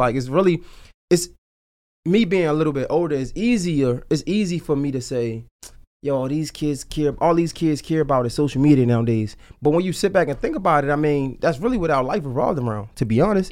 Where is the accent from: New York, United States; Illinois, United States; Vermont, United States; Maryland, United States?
Maryland, United States; Baltimore; I'm from Baltimore